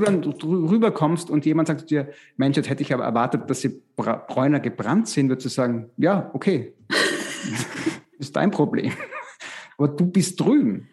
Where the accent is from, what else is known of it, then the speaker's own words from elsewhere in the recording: Styria, Austria; in der Steiermark, in, in, Österreich, wo ich herkomme